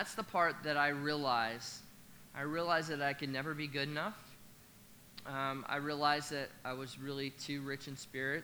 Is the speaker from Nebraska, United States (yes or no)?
yes; Nebraska, United States; I'm actually from Nebraska